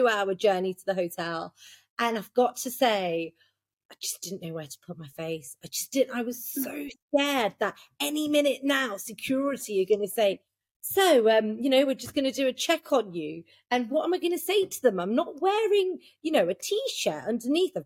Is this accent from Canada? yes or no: no; United Kingdom; I'm born and raised in Britain